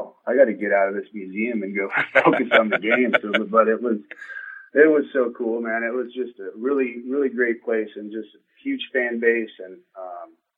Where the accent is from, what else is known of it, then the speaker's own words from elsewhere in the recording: Colorado, United States; moved away; from the state back to my hometown, coaching a team that I grew up watching.